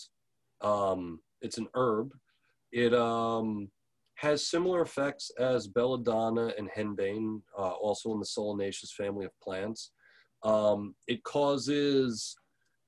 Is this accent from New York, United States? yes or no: yes; New York, United States; now in Portland, United States; I'm from New York originally